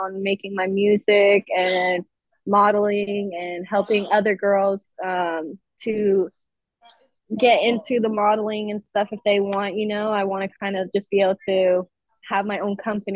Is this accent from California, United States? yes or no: yes; Compton, California, United States; Am from LA, Compton